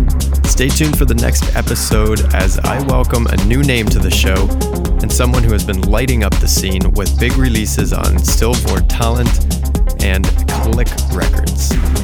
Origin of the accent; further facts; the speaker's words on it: London, Ontario, Canada; now in Ottawa, Canada; as a DJ and producer growing up in London, Ontario.